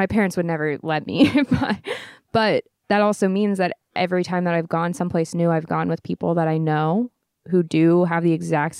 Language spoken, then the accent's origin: English; California, United States; I grew up in Orange County and there are things about me that are very Orange County